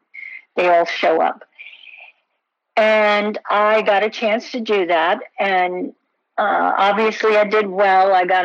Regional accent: Homestead, Florida, United States; moved away as an adult; also born or lived in Dallas / New York; I grew up in Homestead, Florida

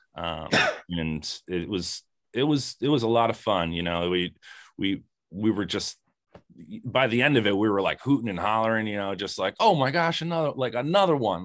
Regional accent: Lambertville, New Jersey, United States; I'm from Lambertville

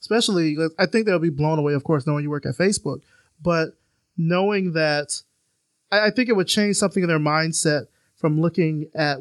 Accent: Selma, Alabama, United States; moved away; I'm from Selma, Alabama

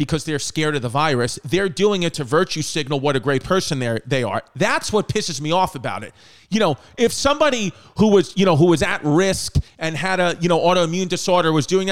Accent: New York City, New York, United States; I'm from New York City

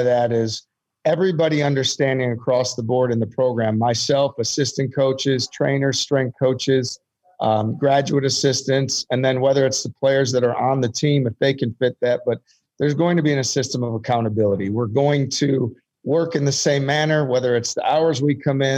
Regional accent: Wisconsin, United States; growing up in Wisconsin

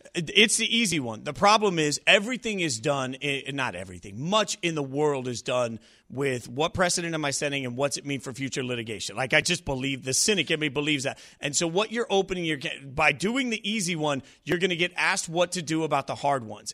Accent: Las Vegas, Nevada, United States; I grew up a U N L V fan, right? Grew up in Vegas

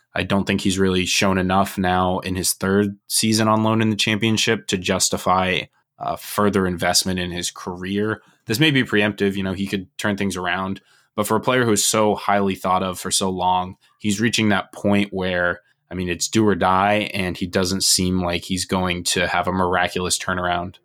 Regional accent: United States; as American fans

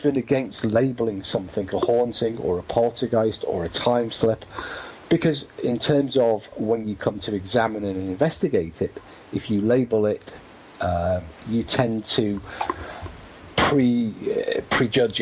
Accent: Cheshire, North West England, United Kingdom; My part of the world, I'm from Cheshire.

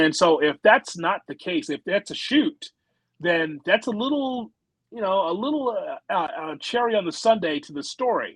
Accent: Chicago, Illinois, United States; I'm from Chicago

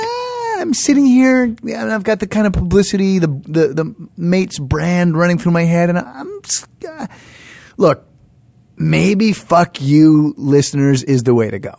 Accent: Canada; moved away; In our household, growing up in Canada

